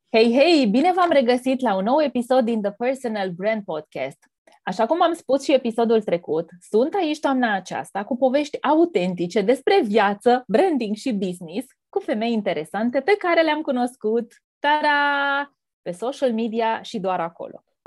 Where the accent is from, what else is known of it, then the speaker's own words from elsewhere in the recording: between Galați and Tecuci, Galați County, Romania; Copilăria mea s-a petrecut undeva între Galați și Tecuci